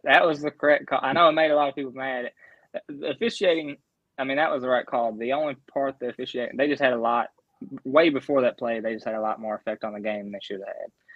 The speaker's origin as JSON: {"language": "English", "area": "Grayson County", "region": "Central Kentucky", "country": "United States", "accent": "southern", "said": "I'm from Central Kentucky, a place called Grayson County, oh, um, about 30 minutes from E Town, an hour from Louisville"}